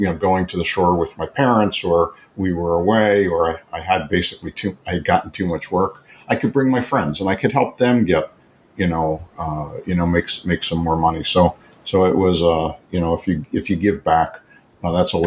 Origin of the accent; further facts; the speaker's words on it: Levittown, Pennsylvania, United States; moved away as an adult; now in Arizona, United States; I was born and raised in Philadelphia area in Levittown, Pennsylvania